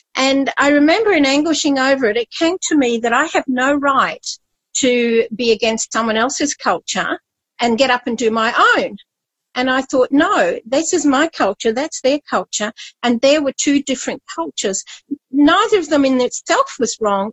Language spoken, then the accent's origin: English; Scotland, United Kingdom; moved away; also born or lived in Papua New Guinea; I was born in Scotland and my culture, I was brought up doing Highland dancing.